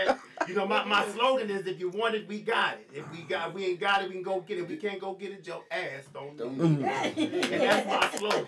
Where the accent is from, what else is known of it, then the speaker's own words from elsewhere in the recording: East Coast, United States; I'm from the East Coast.